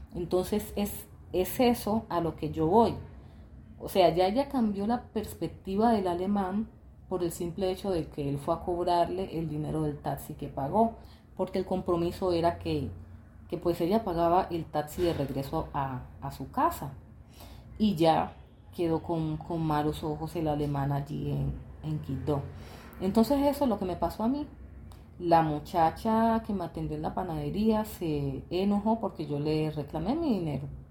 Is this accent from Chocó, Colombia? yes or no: yes; Quibdó, Chocó, Colombia; also born or lived in Dominican Republic; a Kibdo, a mi tierra